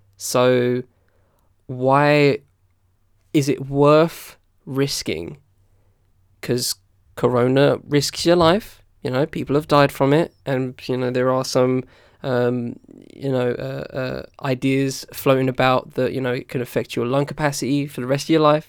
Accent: United Kingdom; as a British dude

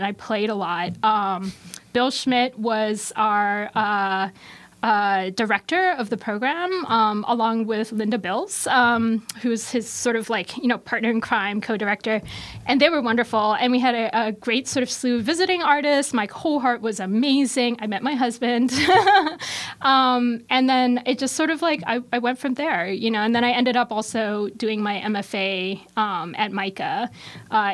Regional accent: Hong Kong; now in Baltimore, United States; I'm from Hong Kong originally

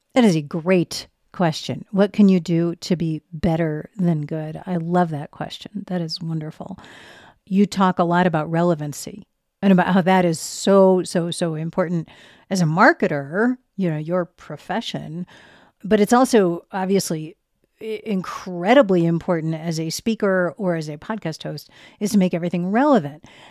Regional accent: Boston, Massachusetts, United States; moved away as an adult; now in Denver, United States; I'm from Boston. And so until I moved here ten years ago

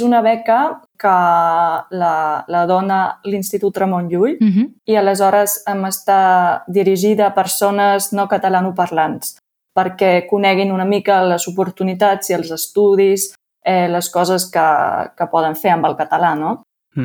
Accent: Austria; first language German; Catalan is a second language; moved away as an adult; now in Lleida, Spain; jo sóc d'Àustria, tinc un accent diferent

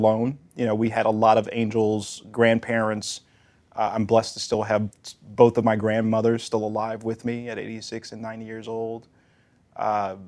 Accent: New Orleans, Louisiana, United States; I grew up primarily in the lower Ninth Ward

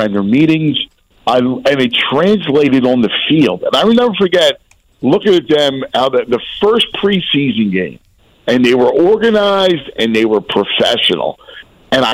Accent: Philadelphia, Pennsylvania, United States; also born or lived in New York / Chicago; I worked in New York, Chicago. I've been all around the country, and I went back to Philly, and I kind of wear it on my sleeves

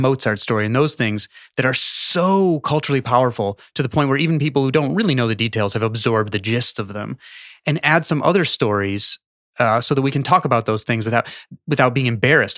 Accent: Chicago, Illinois, United States; I grew up in Chicago

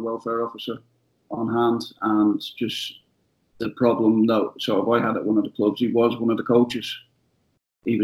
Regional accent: Ireland; I'm Irish

